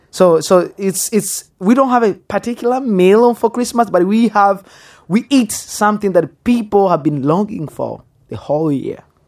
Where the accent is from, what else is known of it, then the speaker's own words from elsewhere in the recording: Goma, North Kivu, DR Congo; English is a second language; now in Texas, United States; I was born in Congo. Which place? Goma. Which place? Birere.